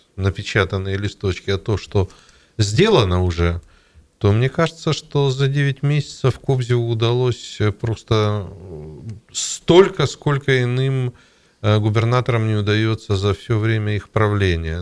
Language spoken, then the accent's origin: Russian; Siberia, Russia; мы же сибиряки